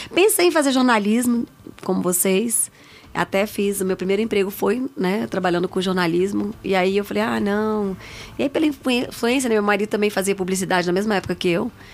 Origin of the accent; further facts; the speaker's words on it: Brasília, Federal District, Brazil; Nasci em Brasília. Sou filha de nordestinos, meus pais